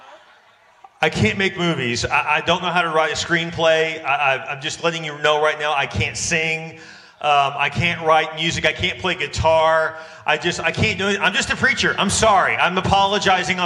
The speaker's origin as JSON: {"language": "English", "region": "Texas", "country": "United States", "said": "I am from Texas"}